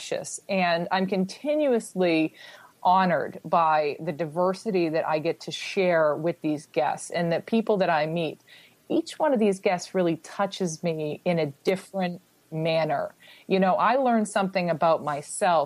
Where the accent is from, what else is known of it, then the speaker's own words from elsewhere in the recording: United States; accent: American; I have a slight American accent, of course, because I was born and raised in America